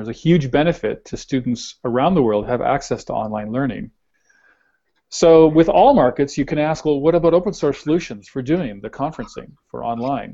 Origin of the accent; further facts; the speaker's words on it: Canada; we're Canadian